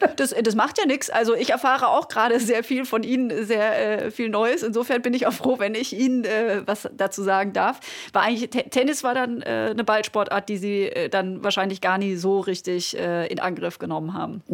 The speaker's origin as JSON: {"language": "German", "area": "Black Forest", "region": "Baden-Württemberg", "country": "Germany", "tie": "born or raised there", "said": "Ich komme äh, aus dem Schwarzwald, vom Land"}